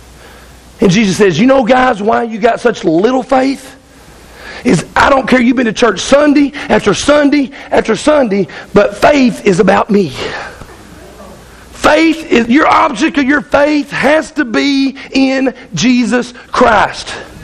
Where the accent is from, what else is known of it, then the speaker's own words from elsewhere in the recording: Arkansas, United States; I'm from Arkansas